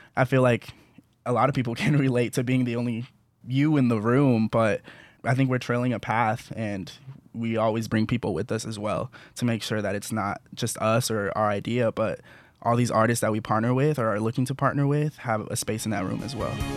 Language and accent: English; Kansas City, Missouri, United States; we grew up in Kansas City